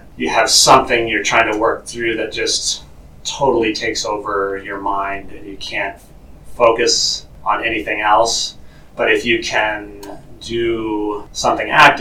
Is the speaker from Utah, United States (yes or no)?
no; Maine, United States; moved away as an adult; also born or lived in Arizona; transitioned back to my home state of Maine. Been back here raising my kids